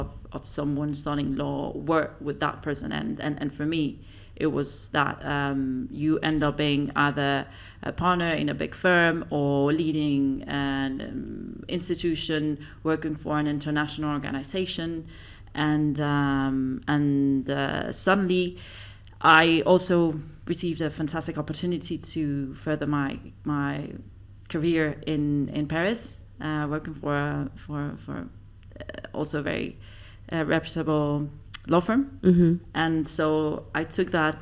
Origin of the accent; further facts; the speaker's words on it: Mexico City, Mexico; moved away as an adult; also born or lived in Switzerland; now in Dubai, United Arab Emirates; I was born and raised in Mexico City.